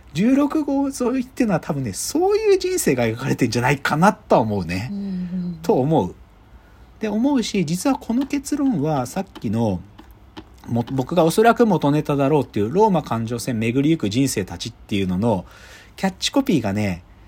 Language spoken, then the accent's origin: Japanese; Gunma, Japan; moved away; 僕群馬出身だからさ